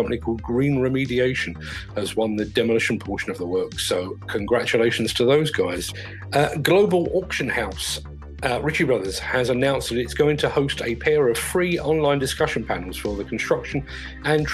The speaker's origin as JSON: {"language": "English", "region": "London", "country": "United Kingdom", "tie": "born or raised there", "said": "when I was a child growing up in South London"}